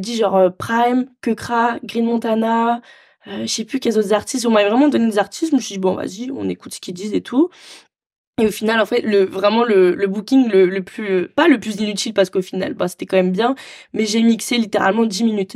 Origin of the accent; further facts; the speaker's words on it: Marseille, Provence-Alpes-Côte d'Azur, France; j'ai grandi à Marseille